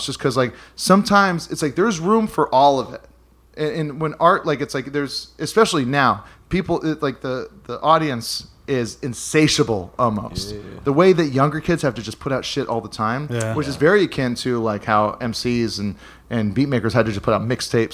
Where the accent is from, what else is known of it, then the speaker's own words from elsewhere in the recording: Hawaii, United States; a buddy of mine, Dustin, that I grew up with in Hawaii